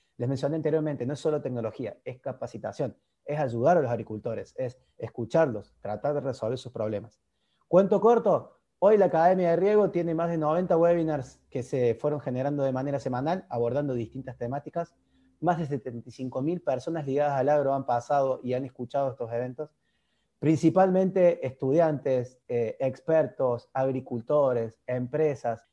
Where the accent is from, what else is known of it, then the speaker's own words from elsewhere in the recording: Argentina; accent: Argentine; como se habrán dado cuenta por mi tonado, por mi dialecto, soy argentino.